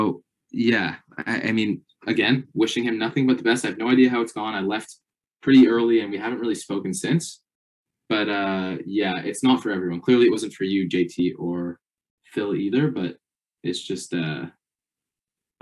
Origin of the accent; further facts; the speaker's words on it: Canada; I'm Canadian.